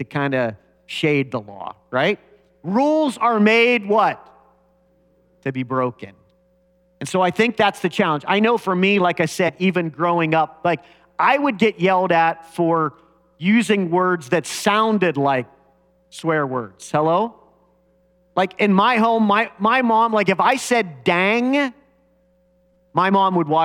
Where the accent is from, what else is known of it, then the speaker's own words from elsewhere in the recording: United States; growing up in America